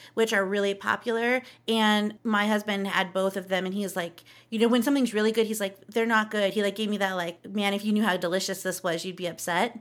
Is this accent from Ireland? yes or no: no; Southern California, United States; I'm a Southern California kid, too. I grew up in SoCal